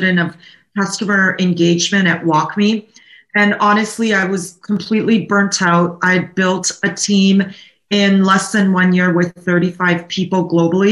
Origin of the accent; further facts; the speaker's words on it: Naples, Campania, Italy; also born or lived in Canada; now in California, United States; I'm from Naples, Italy